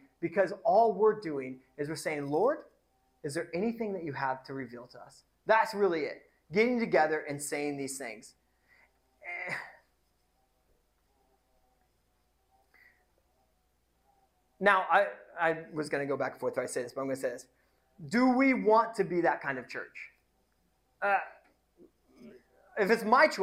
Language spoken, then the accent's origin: English; Indiana, United States; now in Pacific Northwest, United States; I'm going home to Indiana at the end of October, and I'm going to go to my mom's church